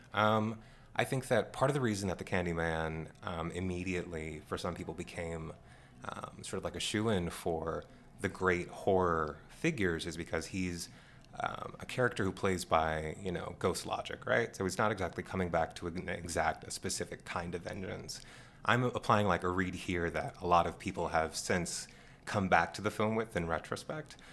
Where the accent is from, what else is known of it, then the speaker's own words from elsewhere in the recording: Washington, District of Columbia, United States; growing up in Washington, D.C.